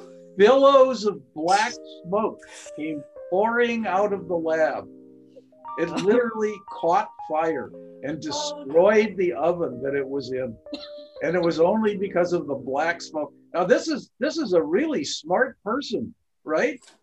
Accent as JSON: {"language": "English", "town": "Burbank", "region": "California", "country": "United States", "tie": "born or raised there", "said": "I grew up in Burbank, California"}